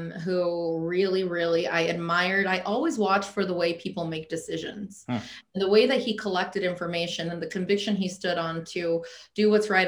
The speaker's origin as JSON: {"language": "English", "country": "United States", "also_born_or_lived": "Alaska", "said": "we're American and we didn't choose to be American"}